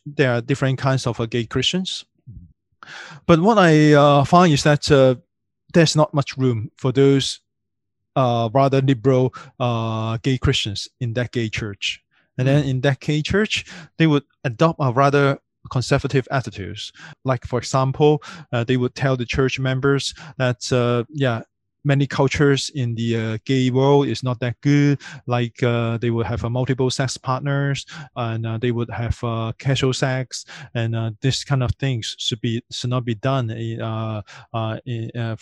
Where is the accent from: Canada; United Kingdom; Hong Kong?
Hong Kong; I grew up in Hong Kong